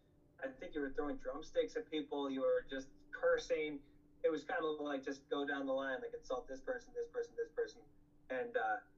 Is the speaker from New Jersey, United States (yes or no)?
yes; New Jersey, United States; It's funny also you say that the band Time's Up played — we're from New Jersey.